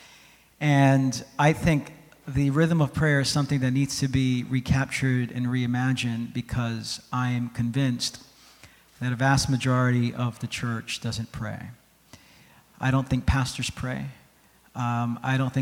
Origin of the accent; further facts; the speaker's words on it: New York City, New York, United States; I'm from New York City